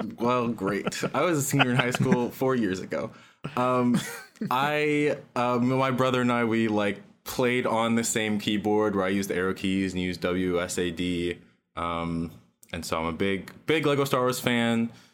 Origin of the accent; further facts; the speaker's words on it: Cincinnati, Ohio, United States; I'm from Cincinnati, Ohio. I still live there.